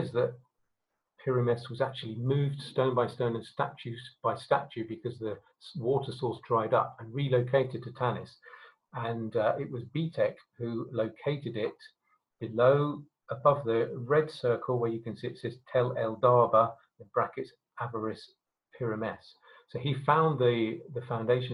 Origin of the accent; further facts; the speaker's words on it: Harare, Zimbabwe; my birth certificate says I was born in Salisbury, Rhodesia, but my passport says I was born in Harare, Zimbabwe.